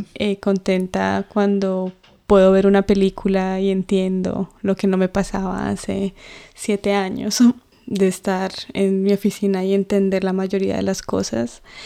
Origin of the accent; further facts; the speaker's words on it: Colombia; accent: Colombian; first language Spanish; moved away; mi acento mm. colombiano.